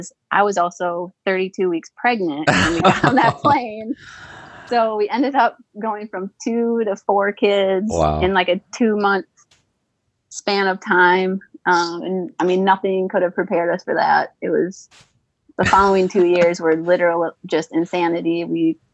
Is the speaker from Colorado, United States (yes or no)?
no; Wisconsin, United States; moved away as an adult; also born or lived in California; now in Louisville, United States; I grew up in Wisconsin